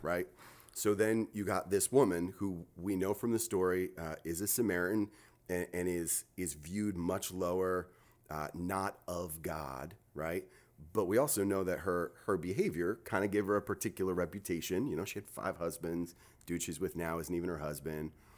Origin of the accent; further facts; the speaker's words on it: New Jersey, United States; moved away as an adult; now in North Carolina, United States; I am from Jersey my whole life, thirty-nine years till I moved down here.